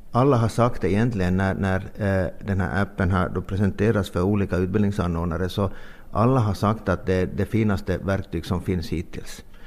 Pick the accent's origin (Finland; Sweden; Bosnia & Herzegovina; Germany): Finland; vi är finlandssvenskar